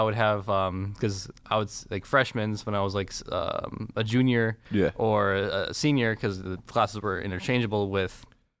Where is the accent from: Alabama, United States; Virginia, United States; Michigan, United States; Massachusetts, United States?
Michigan, United States; Ann Arbor; Born and raised in Ann Arbor.